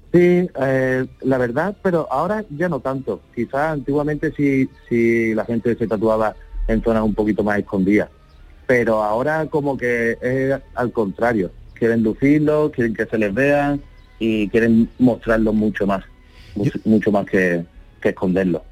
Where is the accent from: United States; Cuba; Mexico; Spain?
Spain; Málaga, Andalusia; De Málaga.